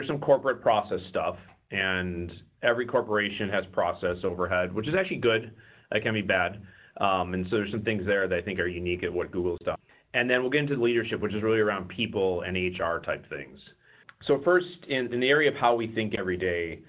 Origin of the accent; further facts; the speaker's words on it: Wisconsin, United States; moved away as an adult; now in Silicon Valley, United States; originally I'm from Wisconsin, so I got my undergrad at the University of Wisconsin.